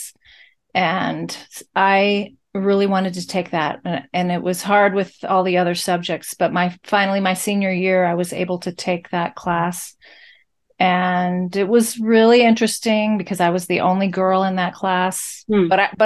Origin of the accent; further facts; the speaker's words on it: College Station, Texas, United States; I grew up in Bryan, College Station, Texas, where Texas A&M University is.